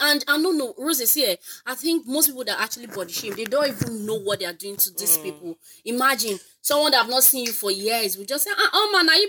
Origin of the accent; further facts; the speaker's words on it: Lagos, Nigeria; I grew up in Ajegunle.